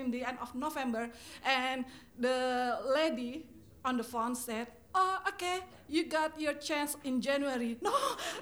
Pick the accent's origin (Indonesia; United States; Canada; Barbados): Indonesia; English is a second language; moved away as an adult; now in London, United Kingdom; I'm from Indonesia